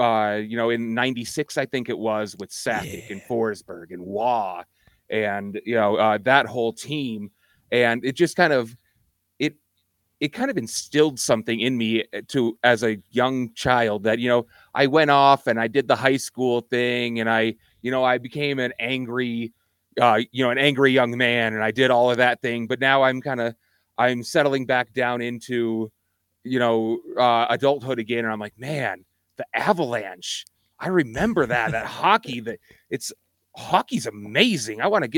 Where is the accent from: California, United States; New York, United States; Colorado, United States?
Colorado, United States; Well, I grew up in Colorado. I grew up just enjoying Colorado sports. I've never been a huge sports fan, but, you know, I grew up here in Colorado just as a kid